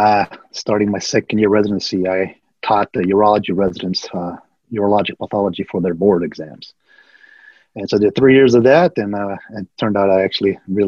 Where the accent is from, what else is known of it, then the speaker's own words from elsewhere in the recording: Lima, Peru; also born or lived in Ayacucho, Peru; now in Georgia, United States; When I grew up in Peru, we were learning English and Spanish, you know, but Quechua was not even a part of it at that time.